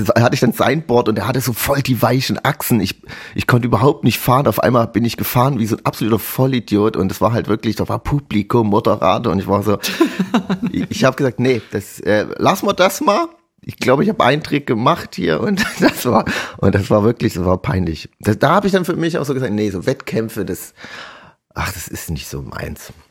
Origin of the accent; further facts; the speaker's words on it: Chemnitz, Saxony, Germany; bei uns in Chemnitz